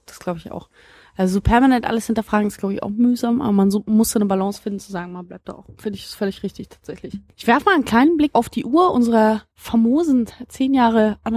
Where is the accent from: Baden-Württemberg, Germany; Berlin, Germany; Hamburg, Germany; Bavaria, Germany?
Berlin, Germany; ich stamm ja eben, wie gesagt, also ich bin aufgewachsen in Berlin-Marzahn, so ein äh, Ort, der eben mit irrsinnig vielen Klischees belegt ist